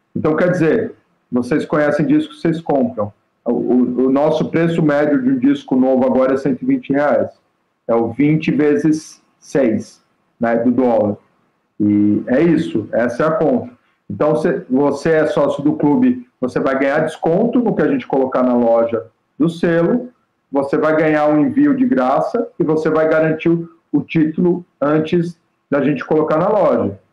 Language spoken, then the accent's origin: Portuguese; São Paulo, Brazil; na rua que eu nasci, na Barra Funda